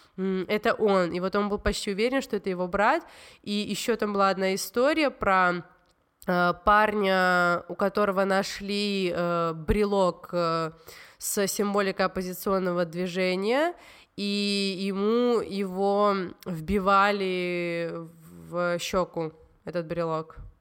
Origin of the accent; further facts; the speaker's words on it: Tbilisi, Georgia; я из Грузии, и я росла